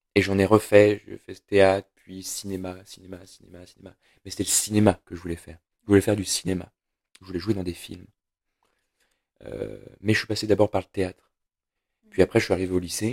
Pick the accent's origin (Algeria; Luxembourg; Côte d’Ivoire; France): France; Saint-Étienne, Auvergne-Rhône-Alpes; j'ai grandi à Saint-Étienne, la ville noire